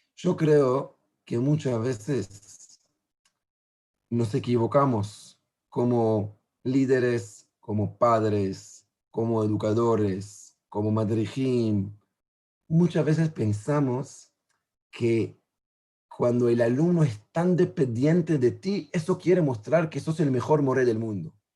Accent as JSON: {"language": "Spanish", "country": "Israel", "also_born_or_lived": "Uruguay", "said": "yo soy israelí"}